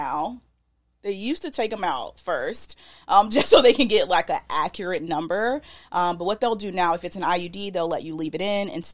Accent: the South, United States; accent: southern; My southern accent

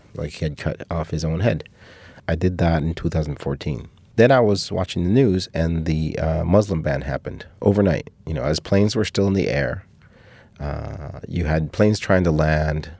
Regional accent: Cuba; moved away; my family from my hometown

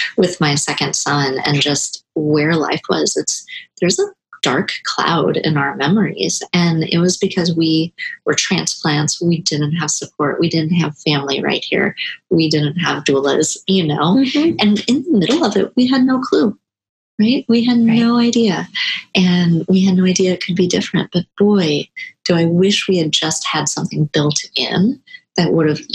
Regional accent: Nebraska, United States; now in Portland, United States; I grew up in Nebraska

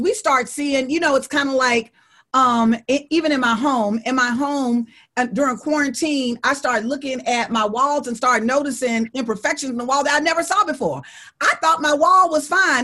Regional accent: Alabama, United States; I'm from Alabama

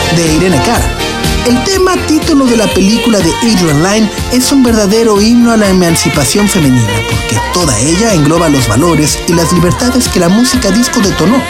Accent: Mexico

